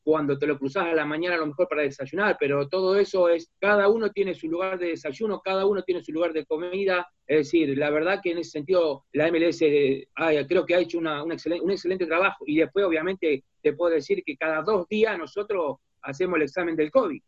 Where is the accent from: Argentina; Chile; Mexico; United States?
Argentina; nuestra realidad como argentino, como sudamericano